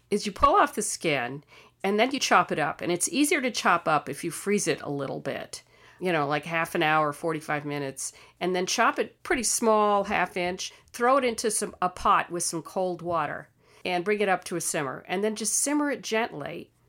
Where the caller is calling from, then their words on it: Gainesville, Florida, United States; I'm calling from Gainesville, Florida.